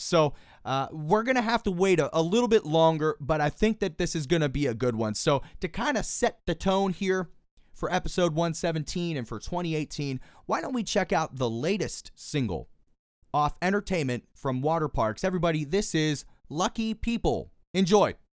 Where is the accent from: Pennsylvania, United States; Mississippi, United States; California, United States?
Pennsylvania, United States; Pittsburgh; born and raised in Pittsburgh, Pennsylvania.